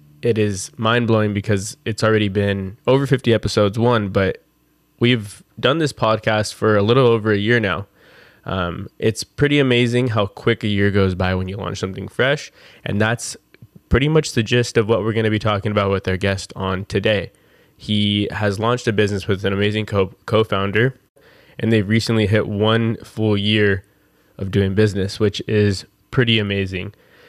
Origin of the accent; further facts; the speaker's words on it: Seal Beach, California, United States; I grew up in Seal Beach